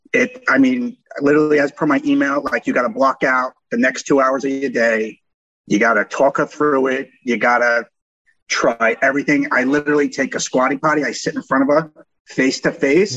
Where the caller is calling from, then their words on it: Ponte Vedra, Florida, United States; calling from Ponte Vedra, Florida